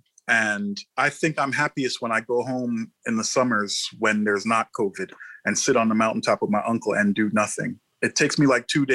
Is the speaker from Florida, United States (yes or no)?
no; New York, United States; I grew up in New York and all the metropolitan influences